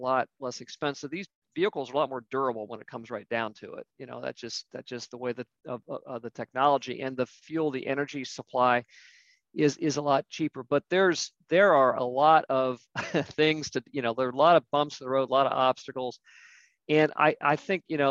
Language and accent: English; Ohio, United States; moved away as an adult; also born or lived in the East Coast; I'm originally from Ohio. I lived out east for a number of years, moved back with my wife to Ohio